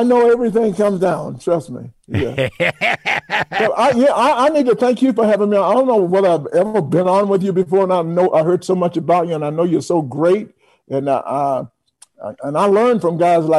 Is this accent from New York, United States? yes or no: yes; New York City, New York, United States; also born or lived in Atlanta; I'm from New York, I live in New York